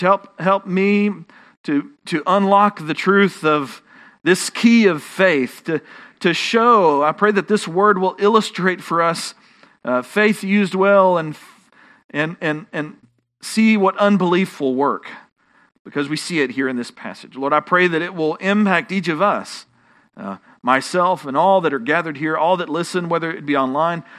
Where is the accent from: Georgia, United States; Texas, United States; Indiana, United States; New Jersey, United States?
Texas, United States; accent: Texan; my Texan accent